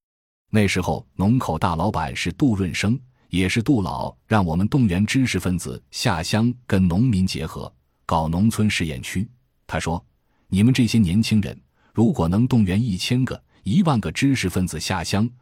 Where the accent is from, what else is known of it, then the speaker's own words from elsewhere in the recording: China; 我们中国人现在有三亿中产阶级